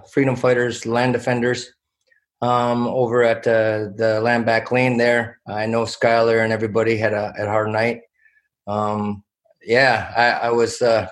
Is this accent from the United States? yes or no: no; Six Nations of the Grand River, Ontario, Canada; I'm from Six Nations of the Grand River.